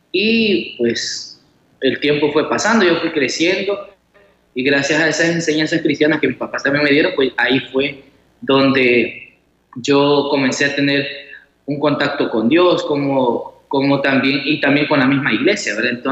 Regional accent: Chalatenango, El Salvador; soy de Chalatenango y sí, ya estoy finalizando los estudios teológicos aquí en San Salvador

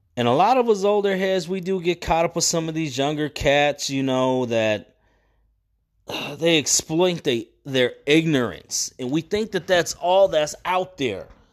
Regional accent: San Bernardino, California, United States; moved away; also born or lived in Sacramento, California; I was raised in San Bernardino

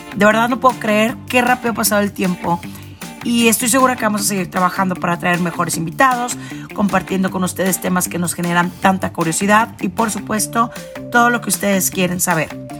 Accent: Monterrey, Nuevo León, Mexico; now in Mexico City, Mexico; desde mi tierra natal, que es Monterrey. Yo me encuentro en Ciudad de México

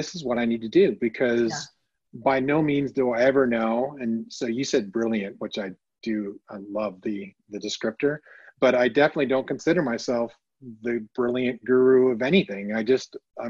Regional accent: Canada; moved away as an adult; now in United States; I'm Canadian born and raised

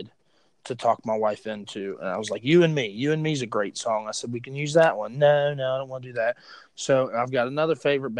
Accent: West Virginia, United States; I'm from West Virginia

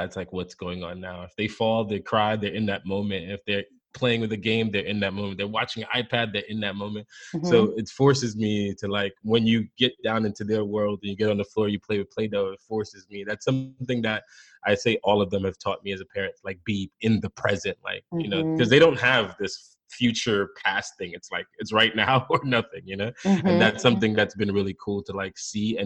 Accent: New York City, New York, United States; also born or lived in Jamaica; I came here when I was 7 years old. I'm from Jamaica originally, so immigrant to this country. Grew up here most of the time, but kind of went back and forth to Jamaica. Most of my life is spent in the Bronx, New York

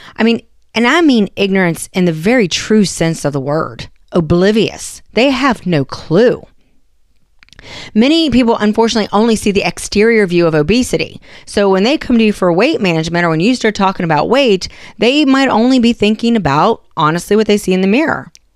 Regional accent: West Virginia, United States; I'm from West Virginia

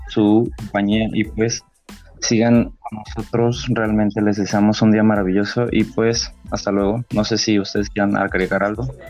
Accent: Mexico; como mexicanos

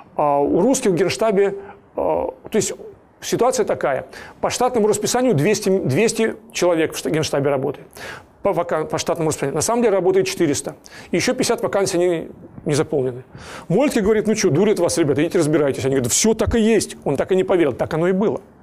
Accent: Yaroslavl, Yaroslavl Oblast, Russia; Я из Ярославля. Я с пяти лет живу и работаю в Ярославле.

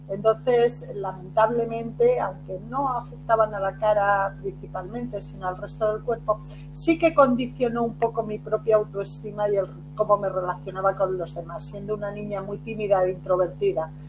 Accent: Barcelona, Catalonia, Spain; also born or lived in Castellón / Cuenca; nací en Castellón, a los cinco años me, me llevan a la provincia de Cuenca, todo esto España, las raíces de, mi familia y a los nueve años, cerca de los nueve años, me trasladan a Barcelona

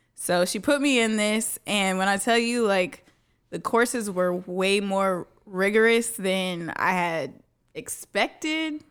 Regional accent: Dallas, Texas, United States; Born and raised in Dallas

